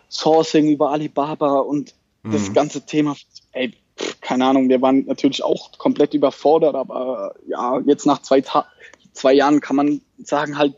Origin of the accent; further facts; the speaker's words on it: Baden-Württemberg, Germany; ich komme aus der Nähe von Mannheim, Heidelberg.